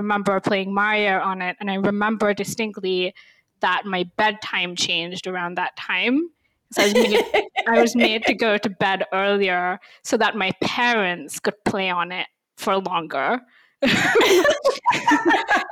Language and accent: English; India; first language English; moved away as an adult; now in United States; I grew up in India